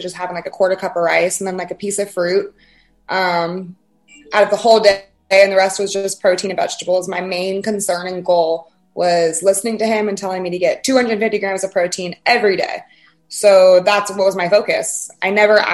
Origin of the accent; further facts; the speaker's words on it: Fayetteville, Georgia, United States; I grew up in South Atlanta, so I've never experienced Atlanta, Fayetteville, Georgia